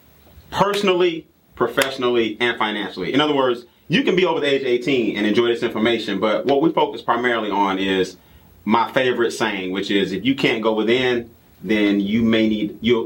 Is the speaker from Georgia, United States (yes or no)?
yes; Atlanta, Georgia, United States; I'm a native from Atlanta, right here, went to Morehouse College, graduated in 1997